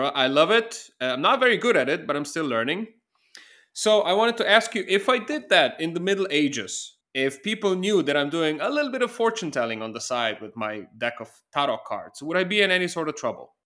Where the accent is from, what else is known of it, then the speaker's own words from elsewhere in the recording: Slovenia; moved away; I'm from Eastern Europe originally. I'm from Slovenia